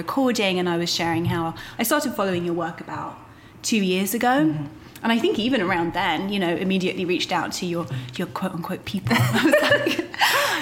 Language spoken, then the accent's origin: English; United Kingdom; now in United States; I feel as a Brit who now lives in America, I can look back on the kind of culture that I was raised